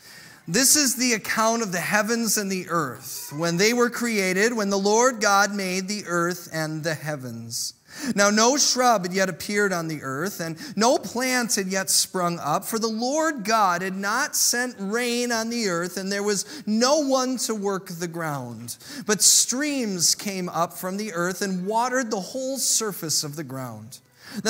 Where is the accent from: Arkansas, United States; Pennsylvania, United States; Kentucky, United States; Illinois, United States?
Illinois, United States; I grew up in Illinois during the Chicago Bulls, Michael Jordan era.